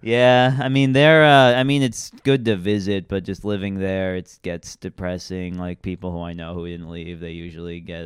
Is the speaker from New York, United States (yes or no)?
yes; Long Island, New York, United States; moved away as an adult; now in Brooklyn, United States; I was from Long Island